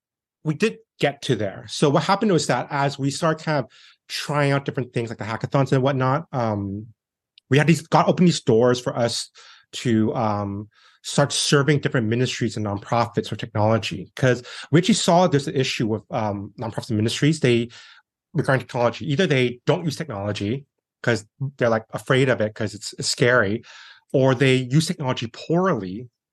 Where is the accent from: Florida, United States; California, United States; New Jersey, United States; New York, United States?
California, United States; San Francisco; I was born here in San Francisco, basically. And growing up, my dad was into technology as well.